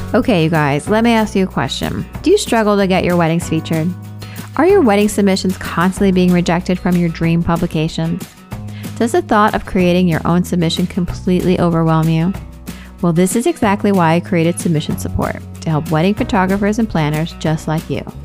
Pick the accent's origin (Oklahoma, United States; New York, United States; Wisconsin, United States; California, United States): New York, United States; I'm from here. I was born here